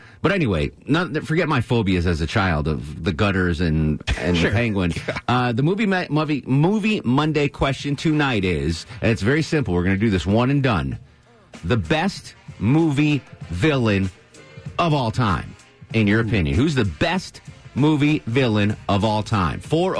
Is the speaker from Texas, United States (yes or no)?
no; Connecticut, United States; I grew up in Connecticut, and my grandparents lived in the city, in New York, in Far Rockaway, in one of those tall apartment buildings.